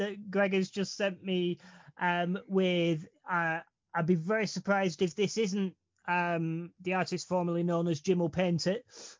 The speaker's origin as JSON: {"language": "English", "area": "Lancashire", "region": "North West England", "country": "United Kingdom", "said": "For someone from the back of beyond in Lancashire"}